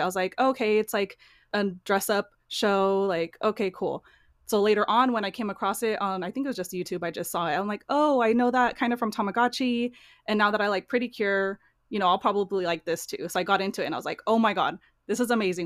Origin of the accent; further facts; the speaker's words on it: near the Bay Area, California, United States; born and raised in California, kinda near the Bay Area